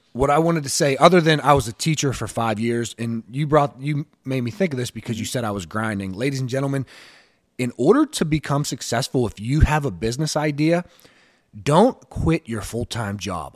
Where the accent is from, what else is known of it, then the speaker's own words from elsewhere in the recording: Pittsburgh, Pennsylvania, United States; I grew up in the inner city Pittsburgh. Okay, so I'm from Pittsburgh. I was born and raised here, and I've lived here my entire life